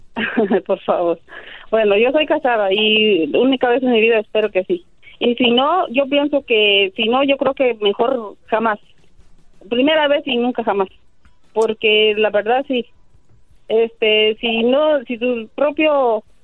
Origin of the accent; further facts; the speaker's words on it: El Salvador; Yo soy de El Salvador